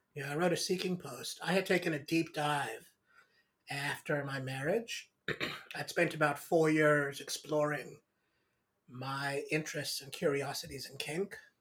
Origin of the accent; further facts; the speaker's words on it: South Africa; I grew up in South Africa